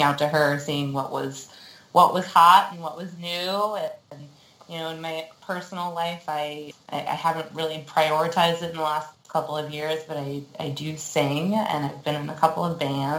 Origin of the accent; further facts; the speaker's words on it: San Francisco, California, United States; I was raised in San Francisco, so I guess I'm what you would call a San Francisco native